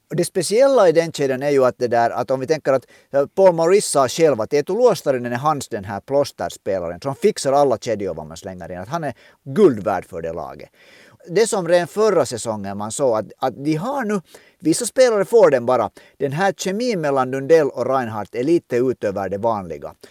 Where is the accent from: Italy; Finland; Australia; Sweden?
Finland; som en finländsk ishockeyvän